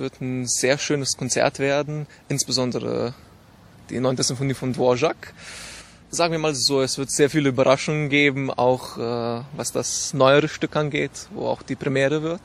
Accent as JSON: {"language": "German", "country": "Slovenia", "moved": "yes", "lives_now": "Graz, Austria", "said": "ich komme aus Slowenien"}